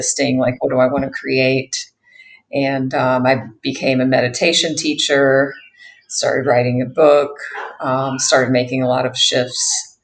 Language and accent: English; United States; accent: American; moved away as an adult; also born or lived in Bali; now in Thailand; I am an American, if you can't hear that from my accent